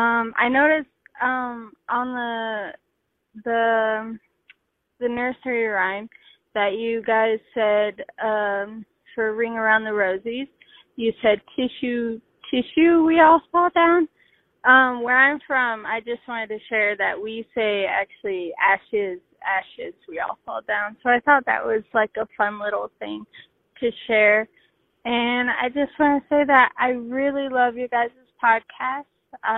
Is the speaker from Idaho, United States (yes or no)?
yes; Idaho, United States; I've been listening to your podcast for quite a while. I'm from Idaho.